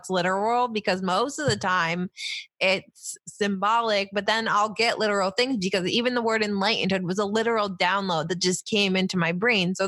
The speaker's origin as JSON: {"language": "English", "area": "Finger Lakes", "region": "New York", "country": "United States", "tie": "born or raised there", "moved": "yes", "lives_now": "New Jersey, United States", "said": "I grew up in New York State in the Finger Lakes."}